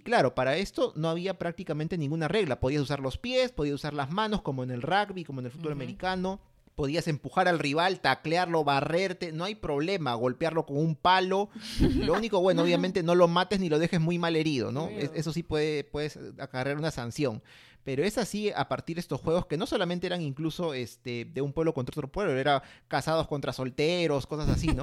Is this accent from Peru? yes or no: yes; Peru; nos une como peruanos